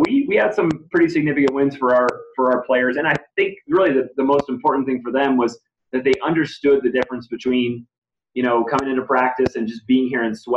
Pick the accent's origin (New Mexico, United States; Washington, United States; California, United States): New Mexico, United States; now in El Paso, United States; I'm from New Mexico from high school